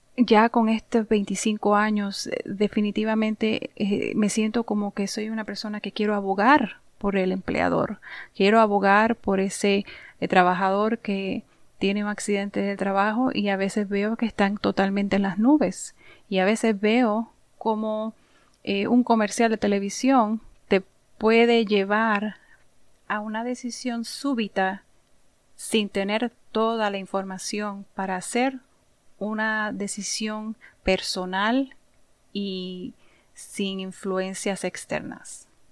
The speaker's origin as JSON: {"language": "Spanish", "town": "San Juan", "country": "Puerto Rico", "tie": "born or raised there", "said": "nací y me crié en Puerto Rico, en un pueblito llamado Santurce"}